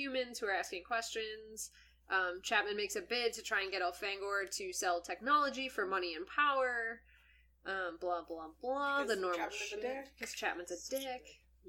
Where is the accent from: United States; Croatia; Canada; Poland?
Canada; I was raised in Canada.